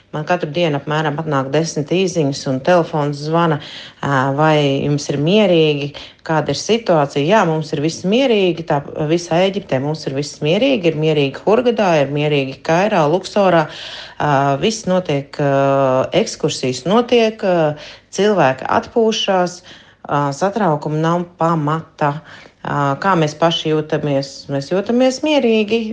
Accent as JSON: {"language": "Latvian", "country": "Latvia", "moved": "yes", "lives_now": "Hurghada, Egypt", "said": "Mēs esam patstāvīgi latvieši, kas dzīvo šeit"}